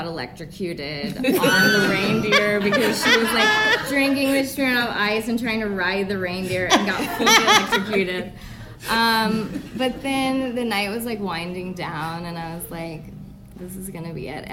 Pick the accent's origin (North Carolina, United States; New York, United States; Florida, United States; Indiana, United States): Indiana, United States; Indianapolis; I'm from Indianapolis.